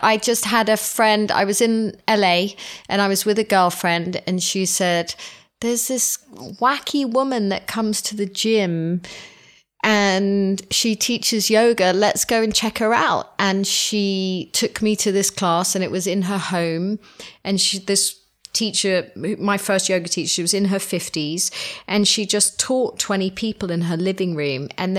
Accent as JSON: {"language": "English", "country": "Hong Kong", "tie": "born or raised there", "said": "But we were raised in the East. So we were raised in Hong Kong, and it was always, you'd buy your vegetables and your fish and everything in a market"}